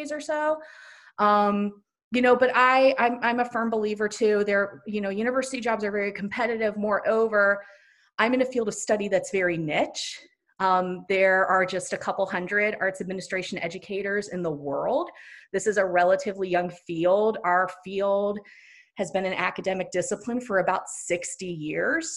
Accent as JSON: {"language": "English", "region": "Ohio", "country": "United States", "also_born_or_lived": "Indiana", "moved": "as an adult", "said": "I'm from Ohio and then went to school in Indiana"}